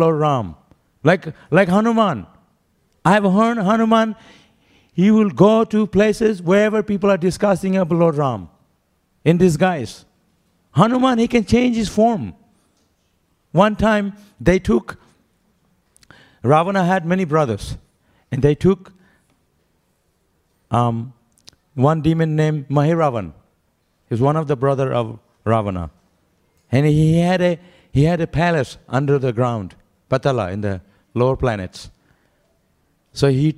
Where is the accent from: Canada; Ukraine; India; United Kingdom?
India; I'm also from India, I have been to many, many mandir and praying very deeply